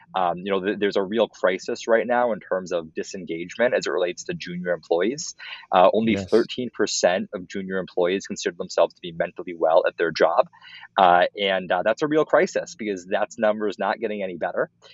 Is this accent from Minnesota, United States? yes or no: yes; Minneapolis, Minnesota, United States; moved away as an adult; also born or lived in Evanston, Illinois; I grew up in Minneapolis